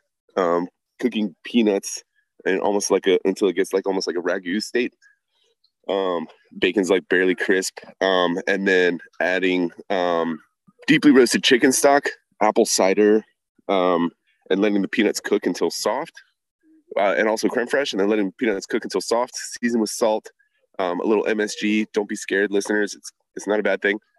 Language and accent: English; Virginia Beach, Virginia, United States; also born or lived in New York; I was born in New York, but I grew up in Virginia Beach